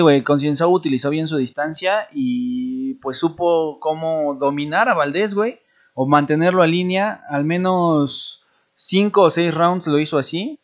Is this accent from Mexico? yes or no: yes; Mexico; Como mexicana